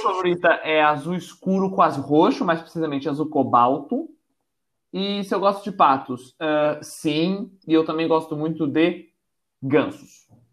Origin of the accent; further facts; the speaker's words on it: São Paulo, Brazil; now in Porto, Portugal; eu moro na cidade do Porto, em Portugal, eu nasci em São Paulo